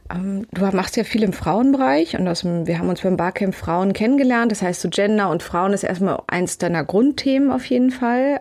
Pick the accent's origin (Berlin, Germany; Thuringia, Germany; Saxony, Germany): Berlin, Germany; ich bin in Grunewald groß geworden, direkt am, am S-Bahnhof